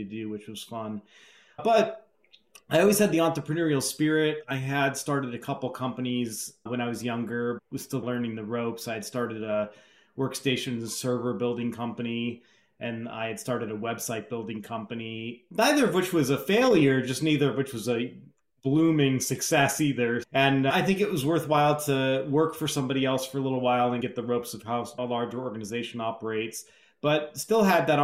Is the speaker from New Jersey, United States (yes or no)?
no; Scottsdale, Arizona, United States; also born or lived in Milwaukee, Wisconsin; I was born in Milwaukee, Wisconsin, grew up in Scottsdale, Arizona